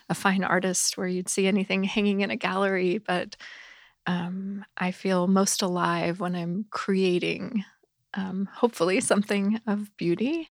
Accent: the South, United States; I grew up in the South

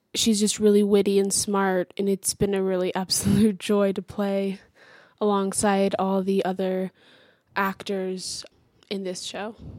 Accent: Houston, Texas, United States; moved away as an adult; also born or lived in Elsah, Illinois; I'm from Houston, Texas.

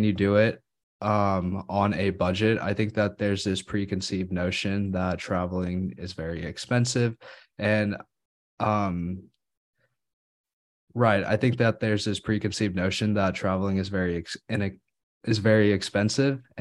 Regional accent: India; born there; I was born in India, so I've had the I've been fortunate enough to go and spend my summers visiting grandparents

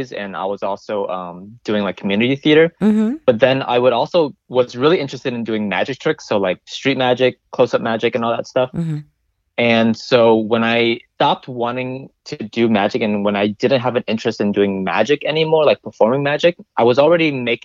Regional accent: Virginia, United States; moved away; I made a feature film back in Virginia, my hometown

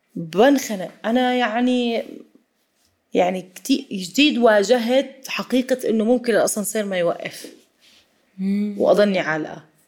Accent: Jordan; ما عمري زرت في في مناطق سياحيه عندنا بالاردن

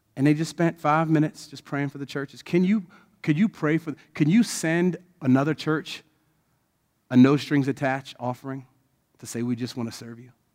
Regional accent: Odenton, Maryland, United States; I was born there. So I was born and raised in the community that I am.

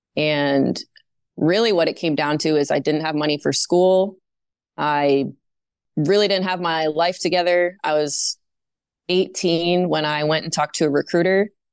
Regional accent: Maine, United States; moved away as an adult; also born or lived in North Dakota / New Jersey; I was living in my home state, the great state of Maine

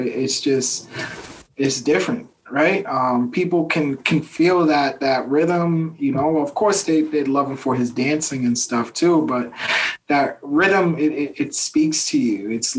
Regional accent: Boston, Massachusetts, United States; I'm from Boston. You know what I'm saying?

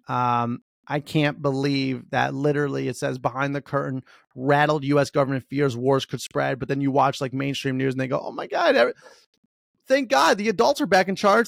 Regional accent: United States; We're American

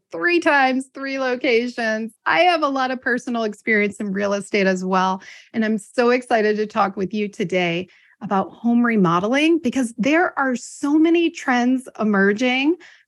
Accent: Ohio, United States; also born or lived in Washington, D.C. / Palm Springs, California / Texas; from Washington, D.C. to Palm Springs, California, to Texas, and now Ohio. Ohio's my hometown.

